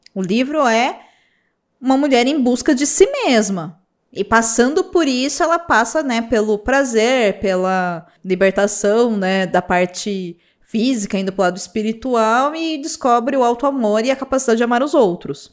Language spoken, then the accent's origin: Portuguese; Brazil; sendo brasileiro